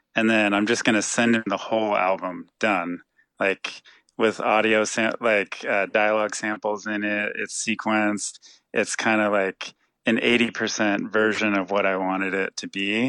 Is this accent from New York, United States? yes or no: no; San Jose, California, United States; we're both from San Jose